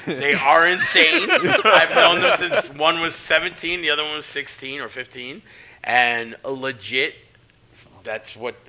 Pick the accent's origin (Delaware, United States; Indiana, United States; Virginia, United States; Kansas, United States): Delaware, United States; But, like, growing up in Delaware, SAT, we're spending some time with them coming up.